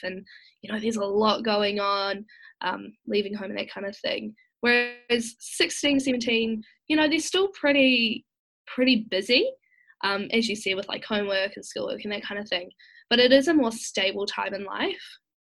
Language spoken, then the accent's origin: English; Masterton, Wellington, New Zealand; moved away as an adult; now in Wellington, New Zealand; originally I am from Masterton in the Wairarapa, um, but I recently moved to Wellington to attend university